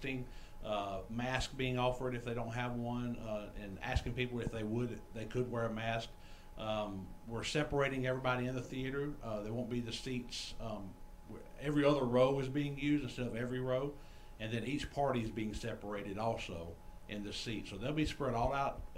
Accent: Spartanburg, South Carolina, United States; moved away as an adult; also born or lived in Nashville, Tennessee; now in Pigeon Forge, United States; I am from Spartanburg, South Carolina.

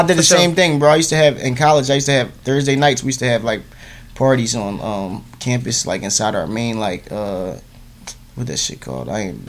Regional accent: Philadelphia, Pennsylvania, United States; I'm from North Philly. I'm from the hood.

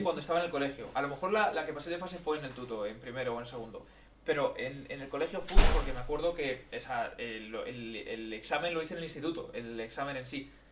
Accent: Madrid, Community of Madrid, Spain; Somos eh, de España

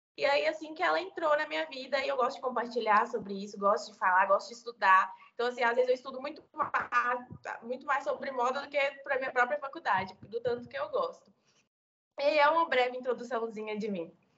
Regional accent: interior of Minas Gerais, Brazil; sou do interior de Minas Gerais

